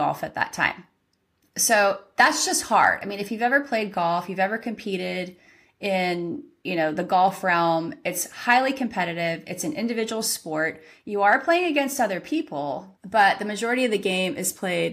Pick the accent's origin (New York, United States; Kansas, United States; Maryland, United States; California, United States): California, United States; moved away; I'm originally from California and I grew up golfing from the young age of probably 9